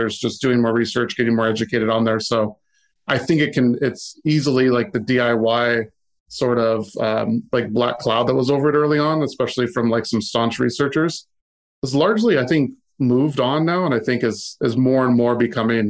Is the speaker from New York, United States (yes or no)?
no; Seattle, Washington, United States; growing up in the Seattle area, and you know, Microsoft is in your backyard.